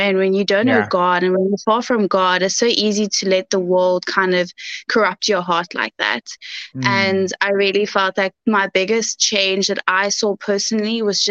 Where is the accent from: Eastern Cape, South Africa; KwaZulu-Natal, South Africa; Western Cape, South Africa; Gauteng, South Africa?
Western Cape, South Africa; Cape Town; also born or lived in Goodwood / Bredasdorp; So I'm a Cape Townian, born and bred. I was born in Mullerton Mediclinic, but I was raised in Goodwood most of my life until I went to high school, where I went to Bredasdorp